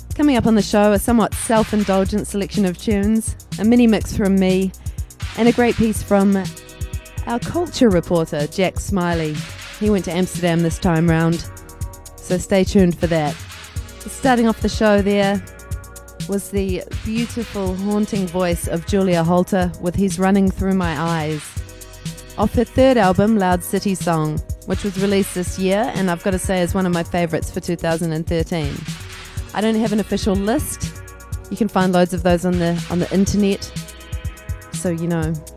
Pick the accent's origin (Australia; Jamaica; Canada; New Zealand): New Zealand; now in London, United Kingdom; I'm missing New Zealand, I'm missing home, I'm missing my friends and family.